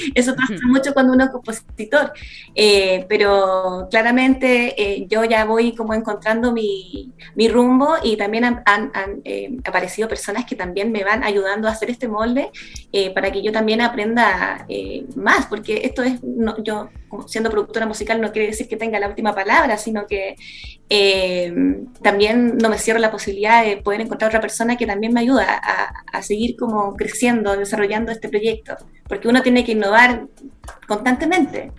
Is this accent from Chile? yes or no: yes; San Bernardo, Santiago Metropolitan Region, Chile; nací en San Bernardo, es una comuna en el sector de Santiago y la verdad es que ahí yo hice grandes amigos